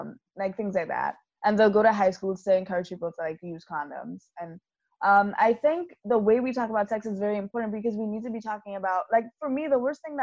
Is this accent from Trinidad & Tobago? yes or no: yes; Trinidad & Tobago; being Trinidadian